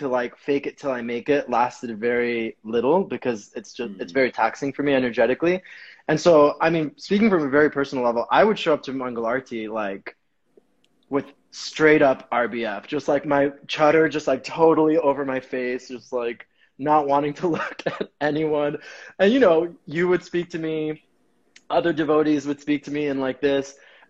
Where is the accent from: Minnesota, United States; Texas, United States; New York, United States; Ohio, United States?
New York, United States; I've always learned that like as a New Yorker, as someone who grew up in different cultures